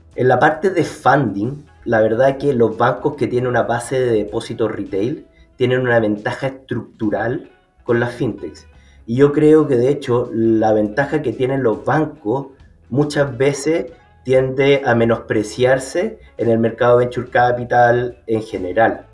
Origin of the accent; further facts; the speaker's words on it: Chile; que soy chileno